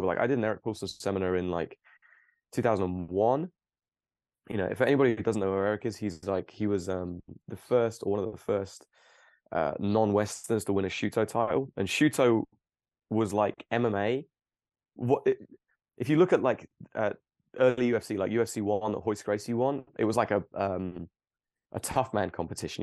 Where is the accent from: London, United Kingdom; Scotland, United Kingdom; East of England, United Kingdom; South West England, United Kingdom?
East of England, United Kingdom; Cambridge; also born or lived in Plymouth; I grew up and I actually grew up very close to where I live now, maybe five miles away in Cambridge